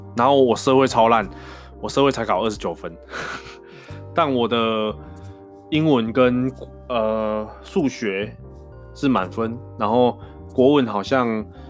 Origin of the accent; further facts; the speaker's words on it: Changhua County, Taiwan; first language Taiwanese Hokkien; Chinese is a second language; moved away as an adult; also born or lived in Vancouver, Canada; 因为我家乡在彰化，那其实我跟我家人啊，从小都是讲台语